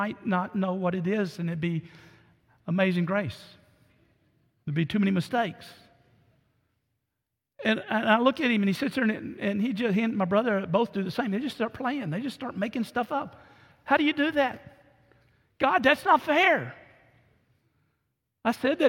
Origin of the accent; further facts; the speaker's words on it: Orange, United States; moved away; as a kid growing up in Orange